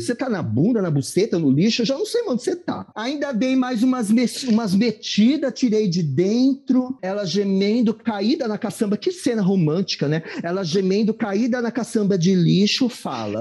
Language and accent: Portuguese; Mauá, São Paulo, Brazil; eu sou de Mauá